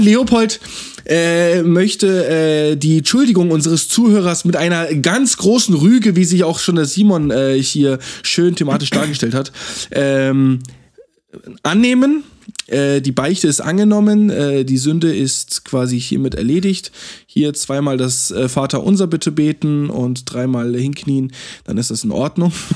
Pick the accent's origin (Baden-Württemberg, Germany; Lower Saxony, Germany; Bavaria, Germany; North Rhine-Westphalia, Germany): Baden-Württemberg, Germany; Freiburg; wir sind beide Freiburger